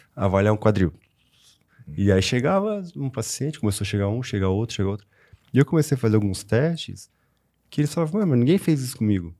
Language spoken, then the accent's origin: Portuguese; Rio do Sul, Santa Catarina, Brazil; also born or lived in Itaiópolis (birthplace, garbled); Mas sou daqui de Rio do Sul, estudei sempre aqui